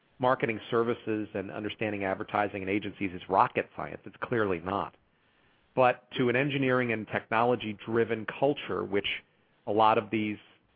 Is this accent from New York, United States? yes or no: yes; New York, United States; now in Chicago, United States; I'm originally from New York, so I don't, I'm not from here